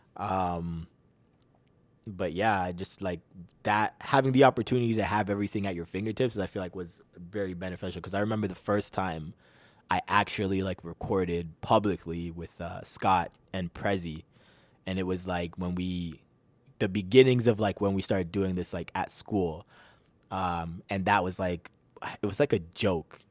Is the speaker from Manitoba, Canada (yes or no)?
no; Toronto, Ontario, Canada; also born or lived in Mississauga; I was born in Toronto